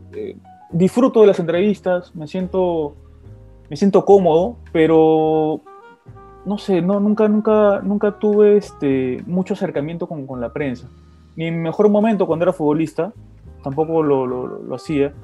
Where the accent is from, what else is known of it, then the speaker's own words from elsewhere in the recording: Lima, Peru; also born or lived in Surco, Lima / La Molina, Lima; Luego me mudé al distrito de San Luis. Jugaba en el parque, jugaba en la pista como cualquier niño